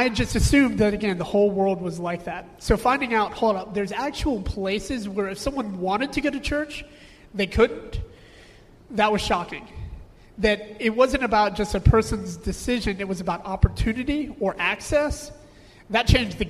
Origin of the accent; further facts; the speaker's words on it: United States; Growing up in America